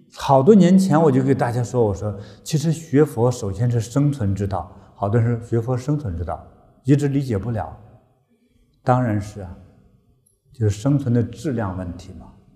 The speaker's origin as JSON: {"language": "Chinese", "country": "China", "said": "我们中国人"}